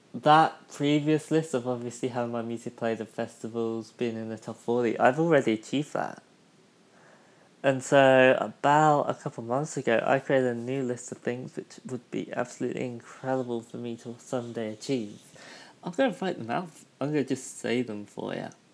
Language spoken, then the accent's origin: English; United Kingdom; moved away; my hometown back in the UK